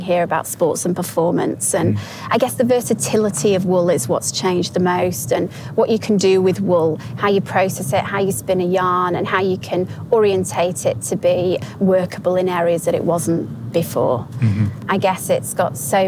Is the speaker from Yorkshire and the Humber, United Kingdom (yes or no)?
yes; Yorkshire and the Humber, United Kingdom; I'm from Yorkshire, which is a well-known area of the UK